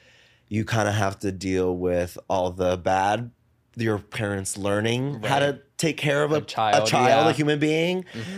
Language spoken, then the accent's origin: English; New Jersey, United States; also born or lived in Paterson, New Jersey / Saddle Brook, New Jersey; now in New York City, United States; I grew up in Jersey.